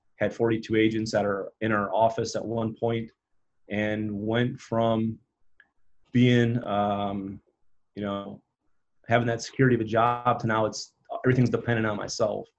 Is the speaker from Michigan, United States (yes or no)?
yes; Upper Peninsula, Michigan, United States; growing up in Upper Peninsula, Michigan, when you got 850 people in town